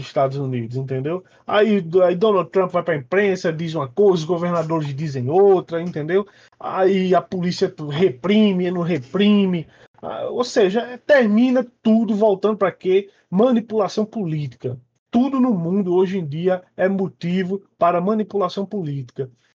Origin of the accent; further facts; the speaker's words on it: Northeast Region, Brazil; accent: nordestino; moved away; Eu tenho um sotaque nordestino carregado, pesado